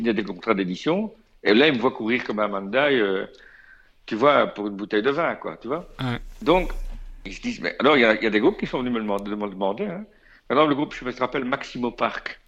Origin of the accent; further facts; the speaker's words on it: Belgium; je suis belge